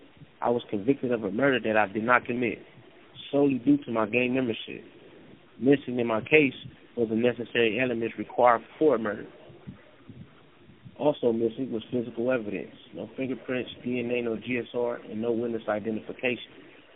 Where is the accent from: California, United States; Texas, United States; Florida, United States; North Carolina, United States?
California, United States; Compton; Growing up in Compton, it's easy to dive into the culture that's embedded in everyday life.